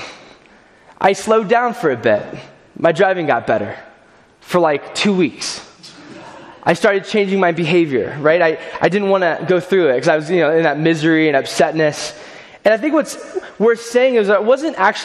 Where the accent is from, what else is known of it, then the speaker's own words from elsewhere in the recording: California, United States; moved away; I grew up in California